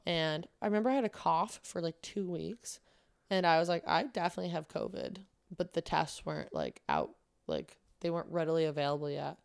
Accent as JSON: {"language": "English", "town": "Manoa", "region": "New York", "country": "United States", "moved": "yes", "said": "I'm from a town called Manoa, New York."}